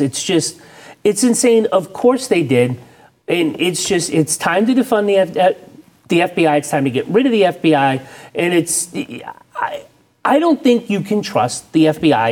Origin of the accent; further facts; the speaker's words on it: the Northeast, Massachusetts, United States; moved away; I grew up in the Northeast, and in Massachusetts